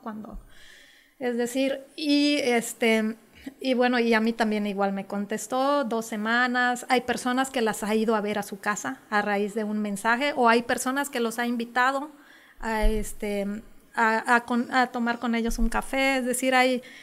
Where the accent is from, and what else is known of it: Mexico